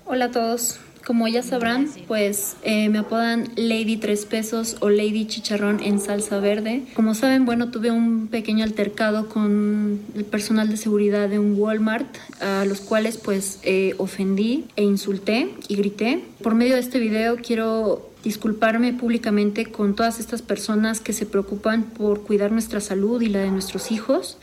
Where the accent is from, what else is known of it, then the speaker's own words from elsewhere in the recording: Mexico; Yo amo México, amo mi país porque también soy mexicana